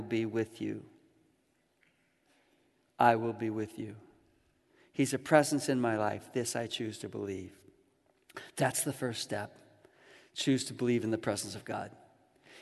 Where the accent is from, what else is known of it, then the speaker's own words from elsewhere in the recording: Chicago, Illinois, United States; growing up in Chicago